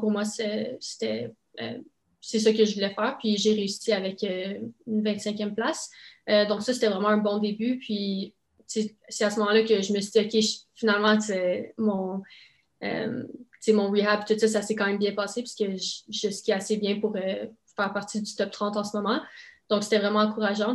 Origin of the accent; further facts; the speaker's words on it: Saint-Isidore, Ontario, Canada; first language French; J'habite à Saint-Isidore, en Ontario. Donc, c'est vraiment une région euh, complètement francophone. Mes parents sont francophones aussi